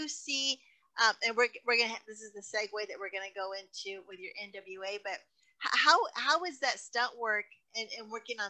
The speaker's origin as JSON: {"language": "English", "town": "El Paso", "region": "Texas", "country": "United States", "said": "I'm from El Paso. So the border and drugs and all that, it's all in my blood."}